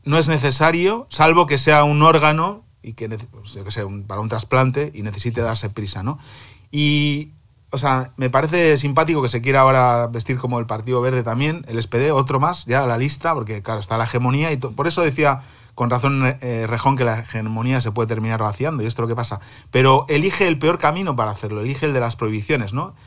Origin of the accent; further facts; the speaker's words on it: Cantabria, Spain; now in Berlin, Germany; mi tierra, Cantabria